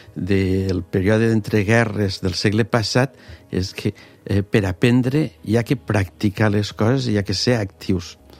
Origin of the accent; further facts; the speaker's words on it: Morella, Valencian Community, Spain; moved away as an adult; also born or lived in Geneva, Switzerland / Alicante; Jo sóc de Morella